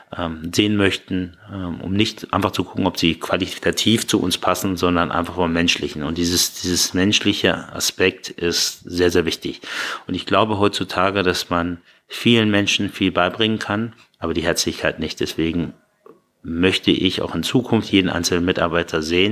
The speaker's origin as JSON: {"language": "German", "town": "Hanover", "region": "Lower Saxony", "country": "Germany", "tie": "born or raised there", "also_born_or_lived": "Iran / Berlin / Bahrain", "moved": "yes", "lives_now": "Munich, Germany", "said": "wenn ich mir eine Heimat aussuchen müsste und mich jetzt festlegen, ist da, wo ich groß geworden bin. Das ist äh, in Hannover"}